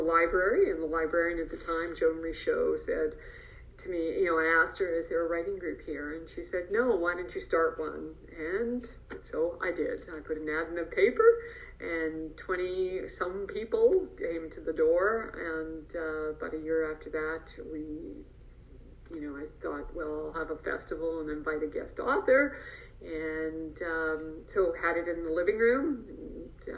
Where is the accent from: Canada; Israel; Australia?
Canada; also born or lived in Cairo, Egypt / Europe; now in Whistler, Canada; My family immigrated to Canada a long time ago, when I was 6 years old